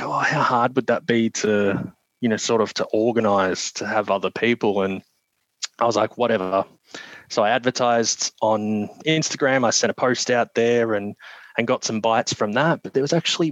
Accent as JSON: {"language": "English", "country": "Australia", "accent": "Australian", "said": "my Australian accent"}